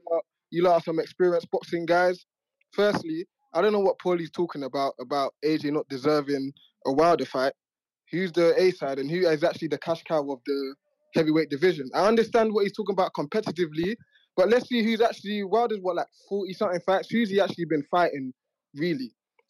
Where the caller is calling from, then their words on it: London, United Kingdom; Yeah, I'm calling from London.